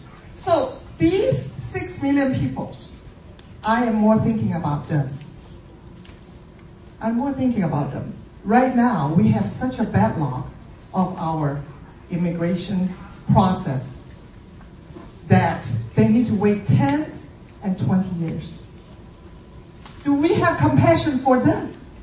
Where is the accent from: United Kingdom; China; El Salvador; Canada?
China; moved away as an adult; now in New York, United States; I immigrated here to America from China in 1990 for graduate school.